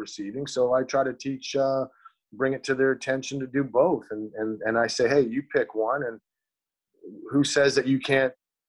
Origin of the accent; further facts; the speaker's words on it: Canada; just – in being Canadian, like, we didn't even realize that I was even going to even play baseball, right?